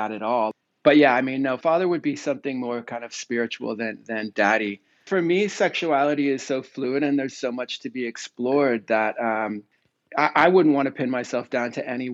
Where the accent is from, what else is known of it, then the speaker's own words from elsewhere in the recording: near San Francisco, Northern California, United States; I grew up in Northern California, near San Francisco